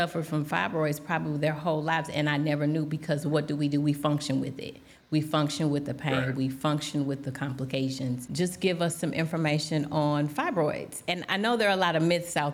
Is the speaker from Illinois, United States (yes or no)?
yes; East St. Louis, Illinois, United States; I'm born and raised in East St. Louis